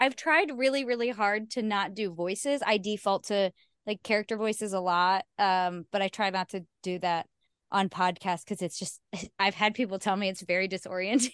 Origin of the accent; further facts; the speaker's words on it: Ohio, United States; I'm from Ohio